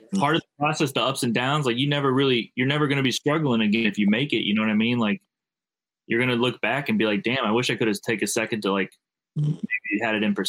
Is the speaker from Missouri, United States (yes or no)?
yes; St. Louis, Missouri, United States; You know I'm from St. Louis, bro.